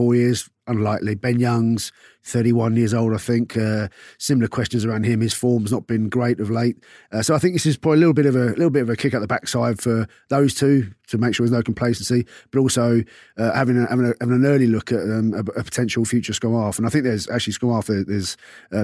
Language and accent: English; London, United Kingdom; I'm from South London